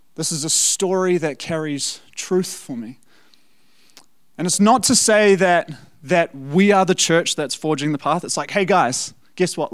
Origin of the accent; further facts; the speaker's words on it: South Africa; now in New Zealand; as a South African